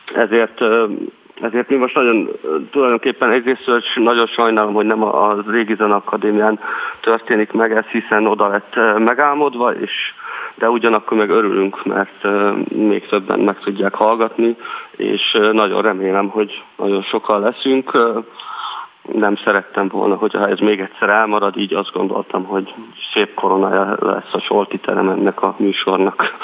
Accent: Salgótarján, Nógrád, Hungary; Mi együtt nőttünk fel

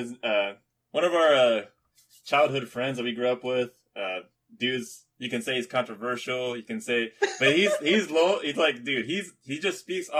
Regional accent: Philippines; I'm Filipino.

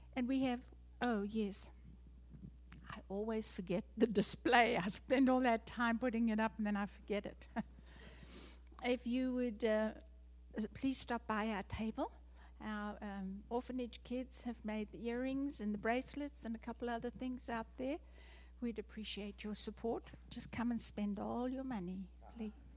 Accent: South Africa; moved away; I am South African born, that's why I have the funny accent.

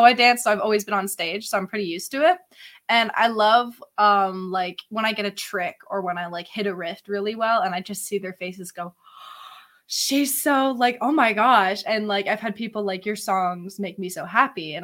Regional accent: Barrie, Ontario, Canada; I'm from Barrie

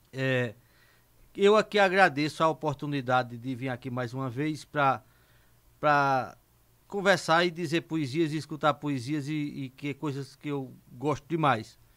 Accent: Serrinha, Pernambuco, Brazil; eu me criei na Serrinha, que a Serrinha é, é, é um besta de poetas

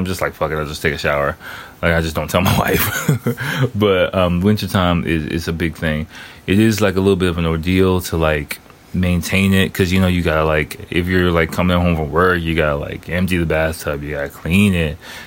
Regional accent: Washington, District of Columbia, United States; moved away as an adult; now in Tokyo, Japan; my hometown, D.C.

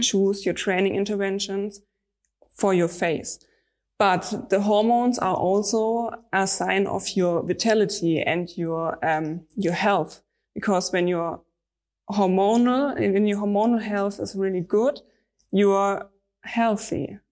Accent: Stuttgart, Baden-Württemberg, Germany; I'm from Stuttgart. It's in the south of Germany

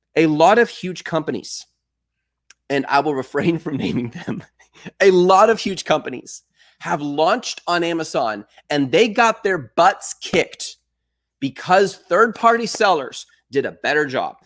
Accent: Texas, United States; I am from Texas.

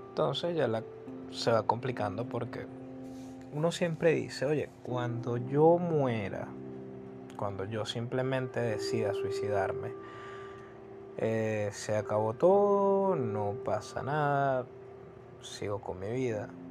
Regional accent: Venezuela; yo soy de Venezuela

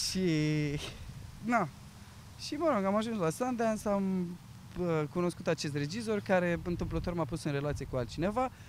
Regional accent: Romania; moved away as an adult; now in London, United Kingdom

